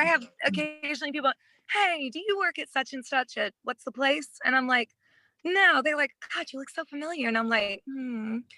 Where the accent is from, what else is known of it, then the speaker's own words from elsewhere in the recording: Midwest, United States; I grew up in the Midwest where attitude is very, very different.